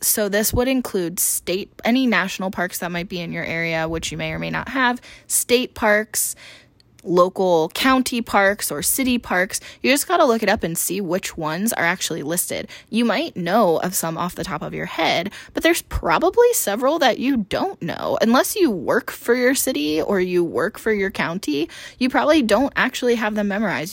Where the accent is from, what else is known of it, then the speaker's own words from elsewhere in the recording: East Coast, United States; now in Phoenix, United States; I grew up on the East Coast